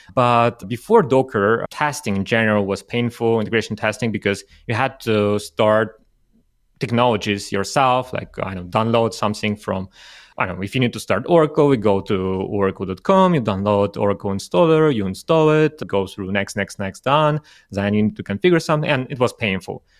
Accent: Russia; moved away; originally I'm from Russia

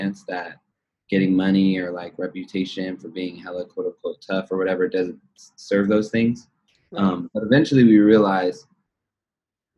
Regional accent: Los Angeles, California, United States; I'm from the Valley

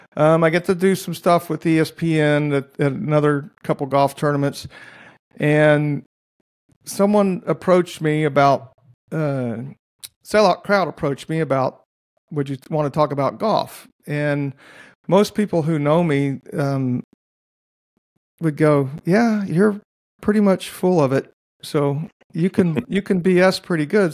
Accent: Dallas, Texas, United States; now in Oklahoma, United States; Dallas, where I grew up

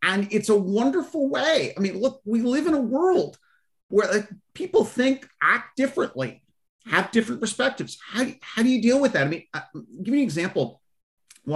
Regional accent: United States; as an American

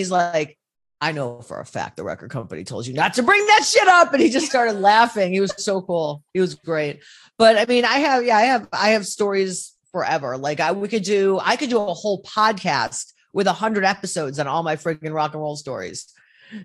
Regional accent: Cleveland, Ohio, United States; also born or lived in Minneapolis; my hometown, Cleveland, Ohio

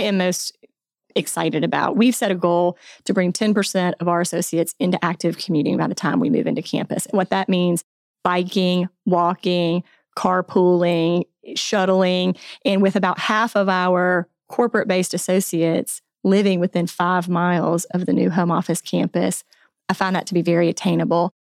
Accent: Alabama, United States; moved away as an adult; also born or lived in Tallahassee, Florida; now in Bentonville, United States; I grew up in Alabama

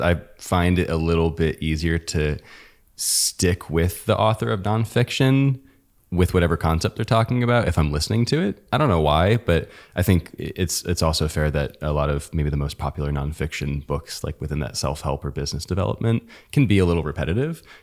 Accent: United States; we're American

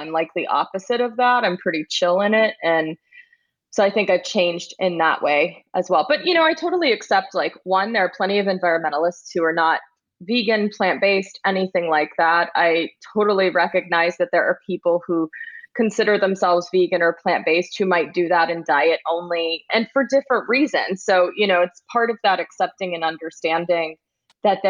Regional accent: Texas, United States; I grew up in Texas

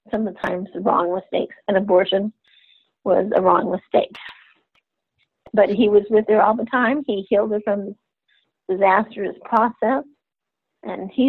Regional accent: Texas, United States; also born or lived in Germany / Middle East / Central America; now in Louisiana, United States; I'm I'm a Texan at heart. Um, I live in Louisiana right now because of my job.

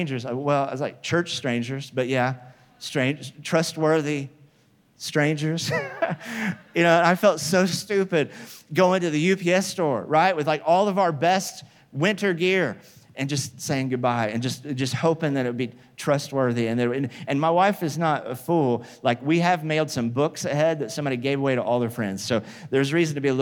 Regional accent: Midwest, United States; moved away as an adult; also born or lived in Oklahoma; now in California, United States; I grew up in the Midwest where there were tornadoes.

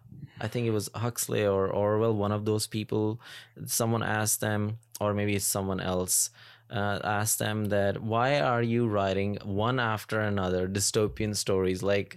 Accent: Pakistan; moved away; when I came here from Pakistan, and I was slowly, it's been 7.5 years now

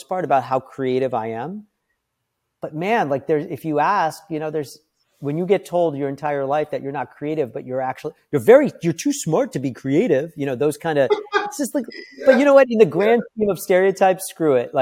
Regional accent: Washington, District of Columbia, United States; also born or lived in India (heritage); now in New York, United States; I was born in DC

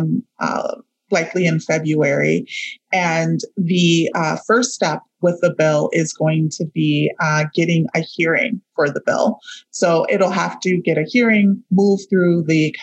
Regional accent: St. Paul, Minnesota, United States; And I grew up in St. Paul. I grew up in the Frogtown neighborhood

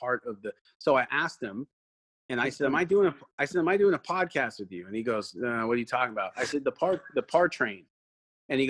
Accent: Canada; I'm Canadian

